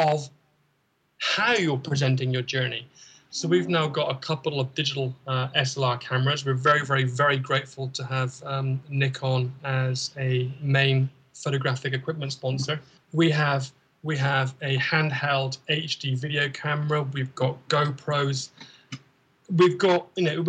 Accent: United Kingdom; moved away; we're British

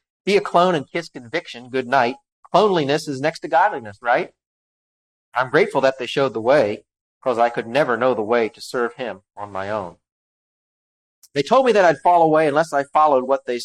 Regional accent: Maryland, United States; I'm from Maryland

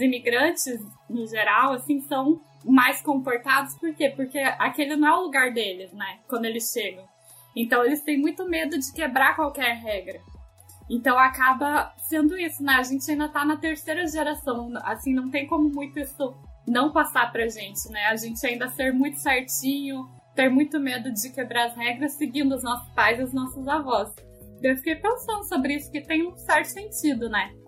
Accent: Brazil; a gente é brasileiro também, né? A gente é brasileiro, na verdade

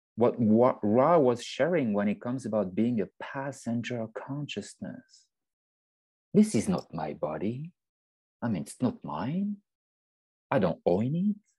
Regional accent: French Alps, France; moved away; I was born in the French Alps. Um, so I'm from France

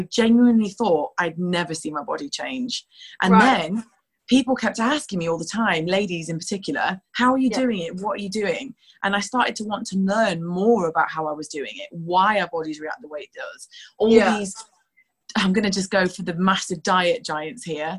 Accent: Yorkshire and the Humber, United Kingdom; moved away as an adult; also born or lived in Newcastle; now in London, United Kingdom; I'm from Yorkshire originally

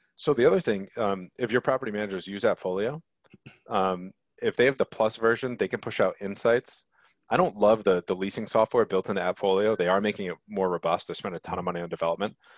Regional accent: Connecticut, United States; growing up in Connecticut

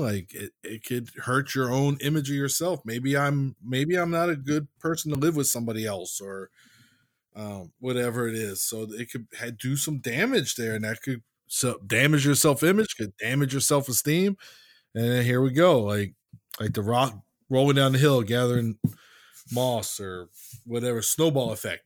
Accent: United States; accent: American; my American accent

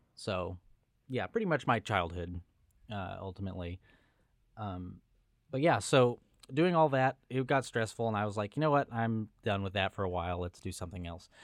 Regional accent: Los Angeles, California, United States; moved away; I was born and raised in Southern California, in Los Angeles

